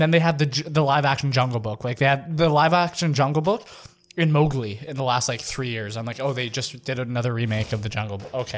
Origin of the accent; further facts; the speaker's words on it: Saskatchewan, Canada; I'm from Saskatchewan